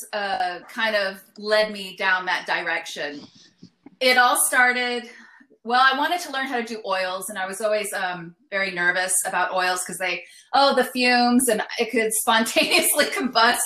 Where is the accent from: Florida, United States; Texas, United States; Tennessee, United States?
Texas, United States; El Paso; now in Austin, United States; I'm from El Paso